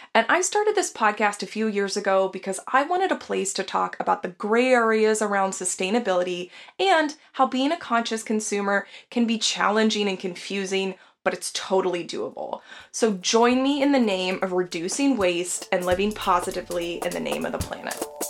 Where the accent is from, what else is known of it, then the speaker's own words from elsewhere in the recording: Texas, United States; now in Seattle, United States; I, I live in Seattle, but I'm from Texas originally